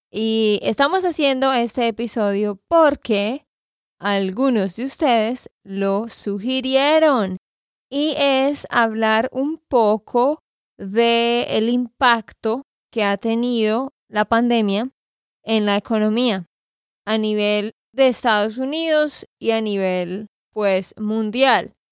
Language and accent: Spanish; Santander, Colombia; de Santander, Colombia.